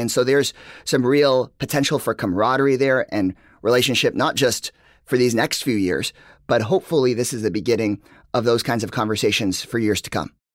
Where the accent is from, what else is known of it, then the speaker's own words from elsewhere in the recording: Texas, United States; I'm from Texas